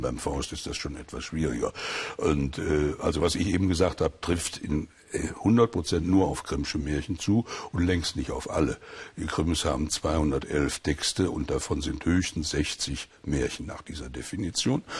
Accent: Sauerland, North Rhine-Westphalia, Germany; bin im Krieg im Sauerland aufgewachsen bei meiner Großmutter

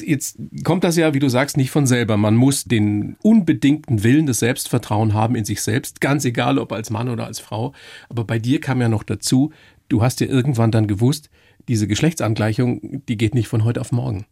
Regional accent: Upper Palatinate, Bavaria, Germany; moved away; In der Oberpfalz ist das ganz genauso, wo ich herkomme

